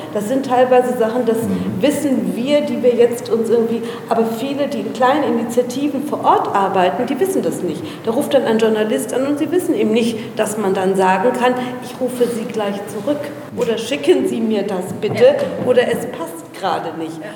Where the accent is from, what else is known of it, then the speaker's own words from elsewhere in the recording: Berlin, Germany; Meine Eltern sind aus Afghanistan hierher gekommen. Ich bin in Berlin geboren